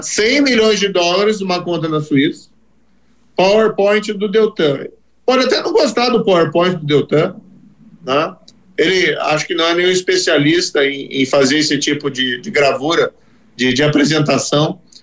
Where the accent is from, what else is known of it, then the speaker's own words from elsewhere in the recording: Brazil; Aí eu fui trabalhar, como qualquer outro brasileiro